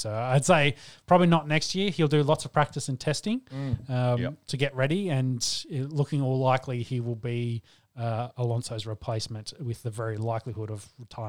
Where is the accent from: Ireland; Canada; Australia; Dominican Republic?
Australia; getting two Aussies on the circuit is very nice for us F1 fans that are also Australians